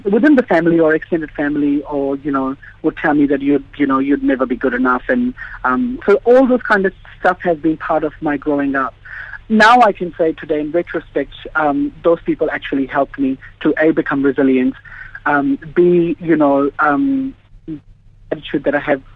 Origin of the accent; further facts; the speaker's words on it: Rotorua, Bay of Plenty, New Zealand; also born or lived in India; we moved to New Zealand. I was very young, probably about 7. So grew up in Rotorua, schooling and everything happened there